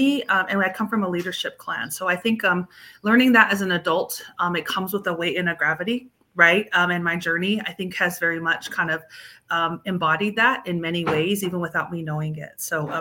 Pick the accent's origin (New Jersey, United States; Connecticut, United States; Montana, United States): Montana, United States; moved away; also born or lived in Idaho / Long Beach, California; I'm from the Wadopana clan of the Nakota people